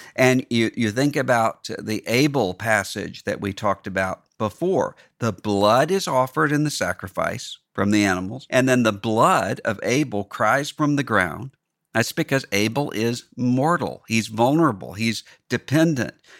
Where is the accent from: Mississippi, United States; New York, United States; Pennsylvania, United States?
Mississippi, United States; my home state, Mississippi